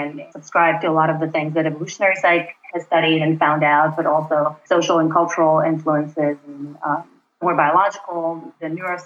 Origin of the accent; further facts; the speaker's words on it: North Macedonia; moved away as an adult; also born or lived in Brooklyn, New York City; now in New York City, United States; I am originally from Macedonia, which is a small country in Southeast Europe, just north of Greece. I came to the U.S. to do my PhD at Cornell about 8 years ago